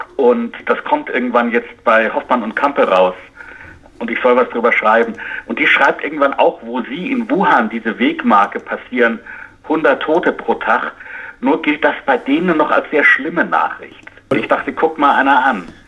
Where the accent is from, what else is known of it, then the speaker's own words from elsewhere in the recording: United States; als Amerikaner